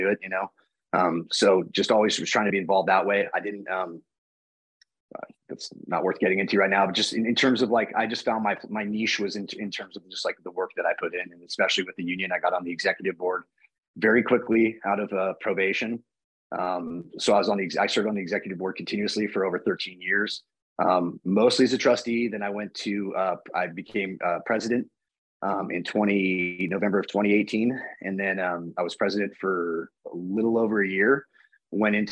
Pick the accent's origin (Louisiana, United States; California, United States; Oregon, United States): California, United States; San Leandro; also born or lived in Alameda, California / Irvine, California; I was born and raised in the Bay Area here in California. So it's San Leandro, California, which is just next to Oakland, California